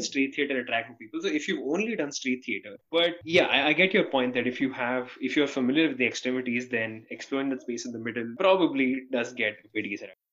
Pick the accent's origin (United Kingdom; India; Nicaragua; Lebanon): India; as an Indian person